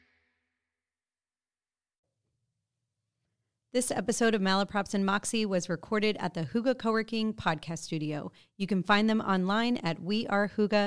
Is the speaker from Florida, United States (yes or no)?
yes; Florida, United States; now in North Carolina, United States; I was raised in Florida